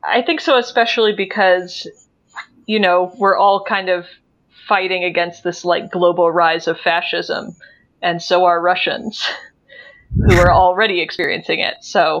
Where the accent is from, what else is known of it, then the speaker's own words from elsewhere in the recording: United States; Especially as an American who like grew up on the other side of this